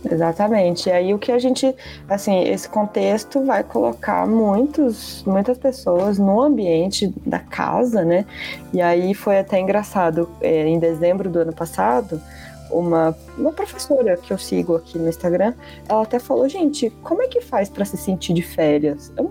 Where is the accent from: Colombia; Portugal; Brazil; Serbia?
Brazil; Somos brasileiros